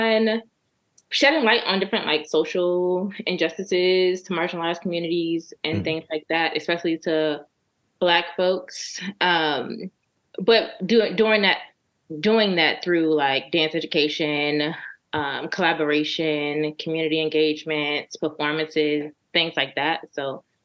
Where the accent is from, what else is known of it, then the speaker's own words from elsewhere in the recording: Richmond, Virginia, United States; moved away as an adult; now in DMV area, United States; I'm from Richmond, Virginia. Henrico County, to be exact